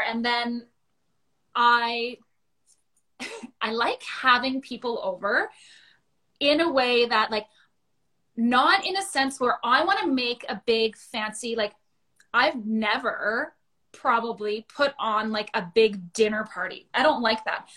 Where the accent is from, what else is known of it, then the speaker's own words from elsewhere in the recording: Thunder Bay, Ontario, Canada; moved away as an adult; I grew up in Thunder Bay